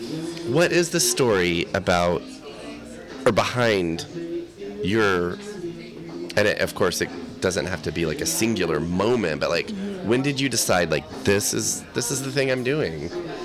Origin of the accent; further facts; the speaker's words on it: Texas, United States; I'm from Texas.